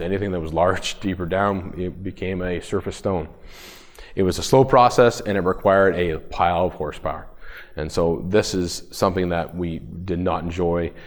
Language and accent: English; Woodville, Ontario, Canada; I am from Woodville, Ontario, Canada, so we're about an hour north of Toronto.